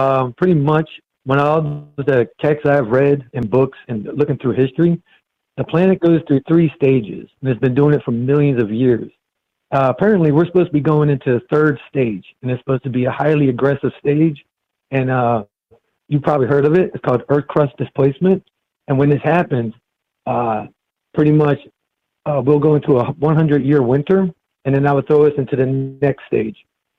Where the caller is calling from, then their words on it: Florida, United States; I'm in Florida.